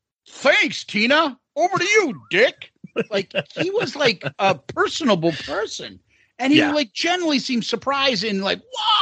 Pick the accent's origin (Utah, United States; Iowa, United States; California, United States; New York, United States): New York, United States; Bronx; Oh, he doesn't know I'm from the Bronx.